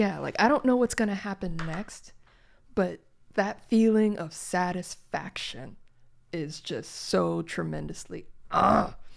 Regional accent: Gary, Indiana, United States; I, I grew up in Gary, Indiana

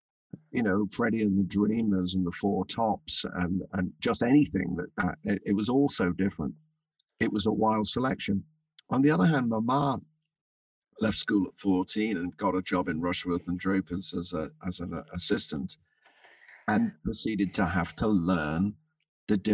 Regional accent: London, United Kingdom; also born or lived in Birkenhead / Merseyside; I was christened in Birkenhead, but I was born in London. So I spent all my, most of my school holidays on Merseyside

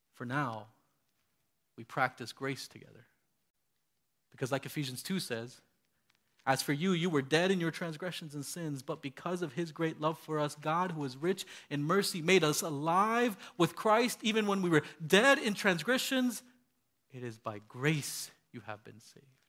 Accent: Miami, Florida, United States; moved away; I grew up in Miami, Florida

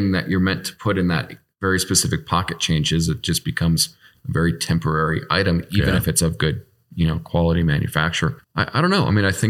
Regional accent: Chicago, Illinois, United States; moved away; I'm from Chicago.

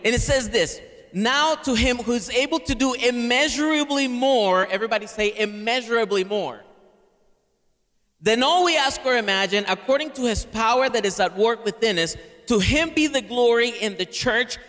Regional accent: Caracas, Capital District, Venezuela; English is a second language; now in United States; I'm from Caracas, Venezuela, originally, which is in the northern tip of South America. I've been in the U.S. for 23 years.

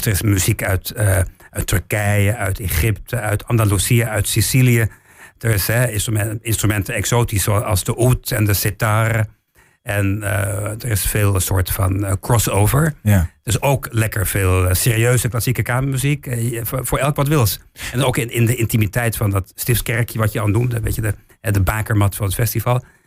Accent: Weerselo, Overijssel, Netherlands; also born or lived in England; Ik ben in Engeland geboren, maar ik ben helemaal opgegroeid in, in Weerslo.

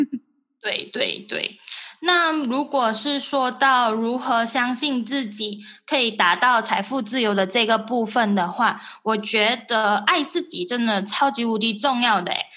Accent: Malaysia; moved away as an adult; now in Singapore; 因为毕竟我们是从外地过来这里打工的嘛，所以我们。我真的很想要帮助那些大马的朋友，不管他们是来回新马的月低族，还是跟我一样在新加坡生活当中

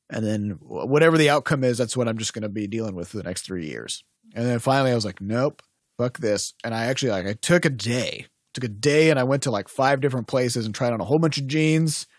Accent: United States; I'm American

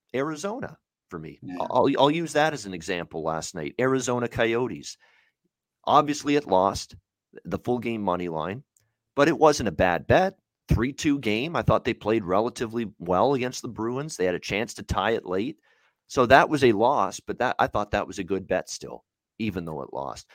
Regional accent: Hamilton, Ontario, Canada; Tim Hortons Field, my hometown. I'm so proud to say that. Hamilton, Ontario

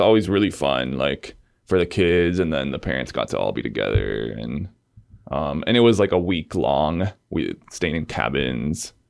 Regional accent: Argentina; moved away; I grew up in Argentina, which is in South America, the southernmost country in South America. Um, I was born in Buenos Aires

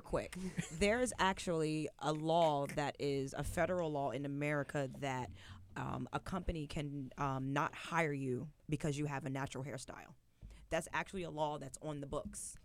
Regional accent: Winchester, Virginia, United States; moved away; coming from Winchester

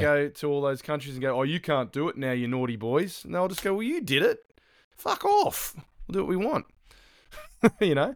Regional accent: Australia; now in New Zealand; as an Australian

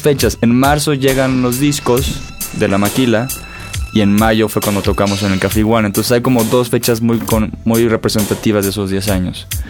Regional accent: Acapulco, Guerrero, Mexico; moved away; also born or lived in Monterrey; Soy de Acapulco, pero estaba viviendo allá.

